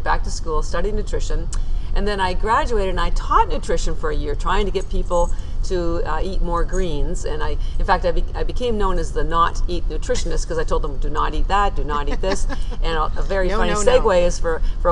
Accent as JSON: {"language": "English", "country": "Canada", "moved": "as an adult", "lives_now": "Boston, United States", "said": "I'm actually Canadian, I live in Boston and have for 30 years"}